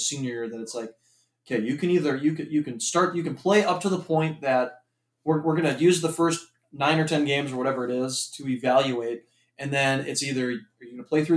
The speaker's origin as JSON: {"language": "English", "region": "Minnesota", "country": "United States", "said": "I'm from Minnesota"}